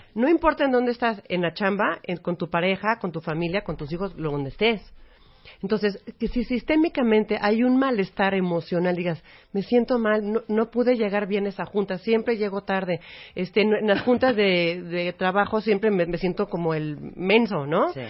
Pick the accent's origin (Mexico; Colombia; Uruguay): Mexico; somos parte de México